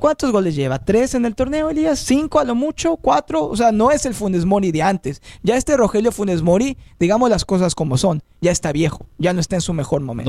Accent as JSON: {"language": "Spanish", "country": "Mexico", "said": "soy mexicano"}